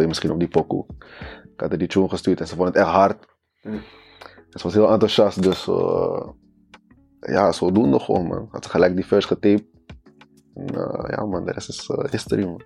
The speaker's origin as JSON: {"language": "Dutch", "town": "Haarlem", "region": "North Holland", "country": "Netherlands", "also_born_or_lived": "Friesland", "said": "ja ik kom uit Haarlem. Of tenminste Haarlem-Noord. En ik ben daar niet geboren, ik ben geboren in Friesland."}